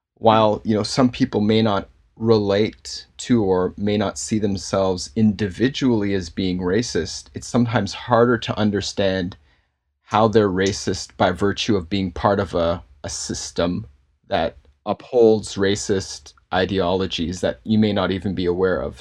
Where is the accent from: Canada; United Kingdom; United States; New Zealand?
Canada; Toronto, Ontario; I, uh, was born and raised in Toronto and, uh, grown up here and grew up in a Baptist church in Toronto